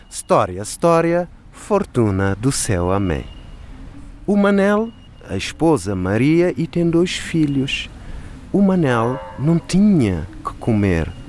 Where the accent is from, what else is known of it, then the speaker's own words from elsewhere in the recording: Cape Verde; Em Cabo Verde chamamos porcos de tchuk.